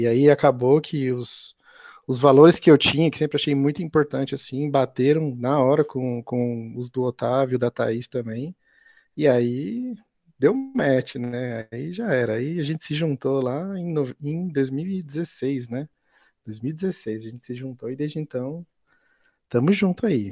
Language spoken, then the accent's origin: Portuguese; Santo André, São Paulo, Brazil; eu sou lá de Santo André, morava com meus pais